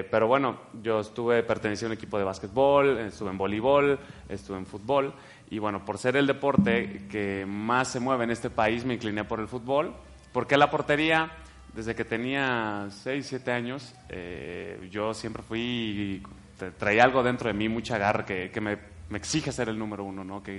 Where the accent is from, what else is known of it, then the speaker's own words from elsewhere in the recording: Guadalajara, Jalisco, Mexico; born there; Aquí mero en Guadalajara. Tapatío, ah, brother. 100%.